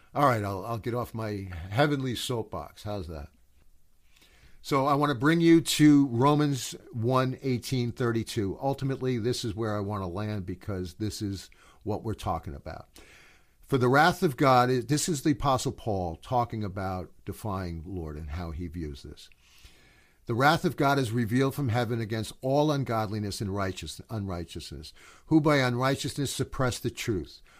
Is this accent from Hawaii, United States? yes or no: no; New York City, New York, United States; I'm from New York